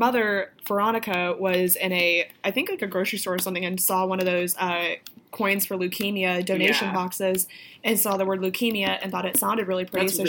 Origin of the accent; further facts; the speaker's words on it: Florida, United States; accent: Florida Southern country accent; I'm from Florida. I got a thick-ass country accent.